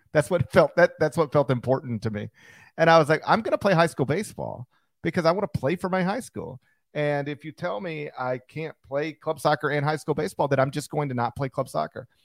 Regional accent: Horn Lake, Mississippi, United States; born or raised there

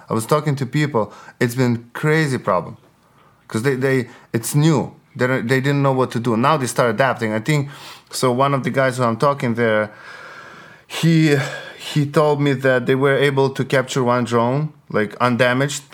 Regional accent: Western Ukraine, Ukraine; English is a second language; moved away; I'm from Western, so I grew up, like, as a, like, Ukrainian, Ukrainian, hardcore Ukrainian.

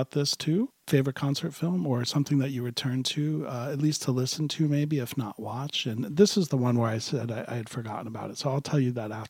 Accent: Miami, Florida, United States; I grew up in Miami during the Criteria Sound revolution

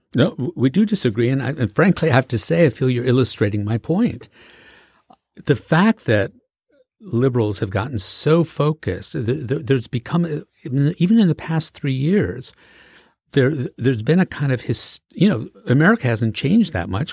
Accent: Macomb County, Michigan, United States; I grew up in Macomb County, Michigan, which is a blue-collar county right at the border of Detroit

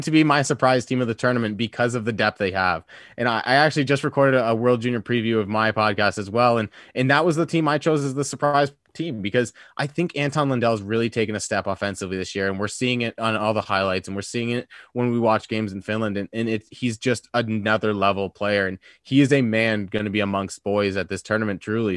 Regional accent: Canada; as a Canadian

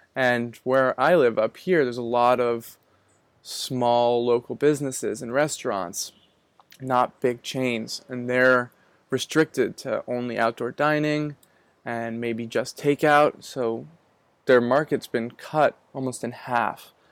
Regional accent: Manchester-by-the-Sea, Massachusetts, United States; moved away as an adult; now in Gloucester, United States; I was born in Manchester by the Sea, and I just recently moved up to Gloucester

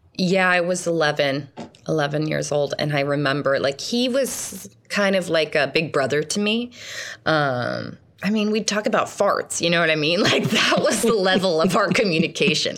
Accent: Point Pleasant, New Jersey, United States; I was born in Point Pleasant, New Jersey

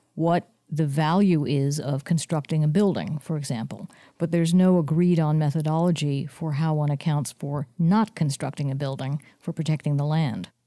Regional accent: San Mateo, California, United States; I grew up in San Mateo, California

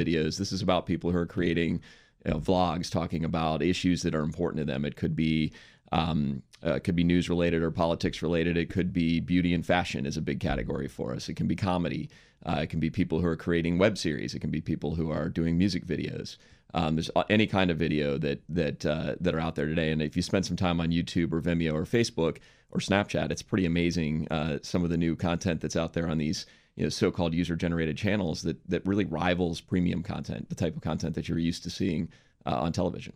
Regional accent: Washington, District of Columbia, United States; moved away as an adult; also born or lived in San Francisco / New York; I grew up in Washington, D C

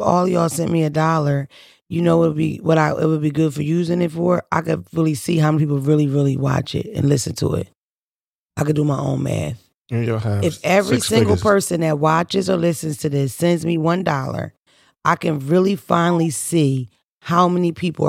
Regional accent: Boston, Massachusetts, United States; I'm from Boston.

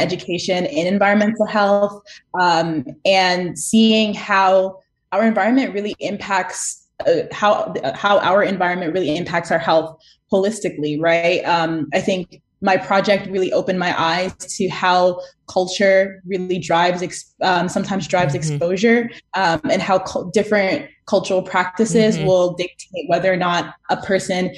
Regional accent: Toronto, Ontario, Canada; moved away as an adult; also born or lived in New York City; now in New York, United States; I grew up in Toronto

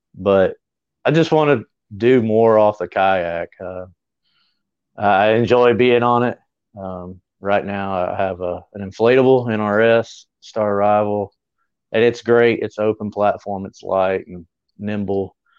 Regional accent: Greer, South Carolina, United States; my hometown, which is Greer.

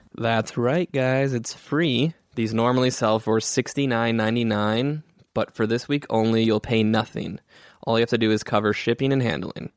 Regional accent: Hoffman Estates, Illinois, United States; I grew up in Hoffman Estates

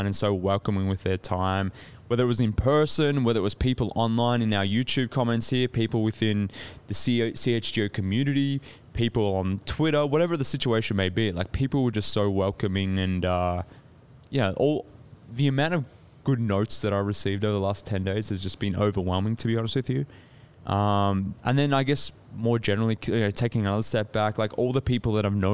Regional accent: Melbourne, Victoria, Australia; I'm some Australian dude who hails from Melbourne

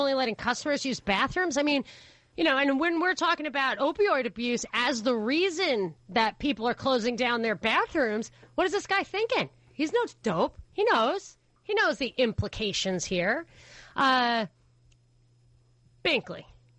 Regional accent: New York City, New York, United States; James, I grew up in New York City.

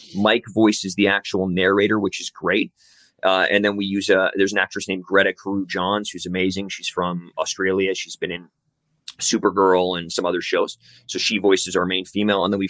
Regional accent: Canada; also born or lived in Vancouver; we're based in Vancouver. We're two Canadian dudes writing this show

